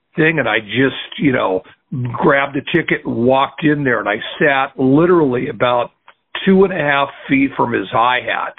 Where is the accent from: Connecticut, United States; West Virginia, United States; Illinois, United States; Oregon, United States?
Oregon, United States; Portland; now in New York, United States; So I was born in Portland, Oregon. I was fourth generation Oregonian.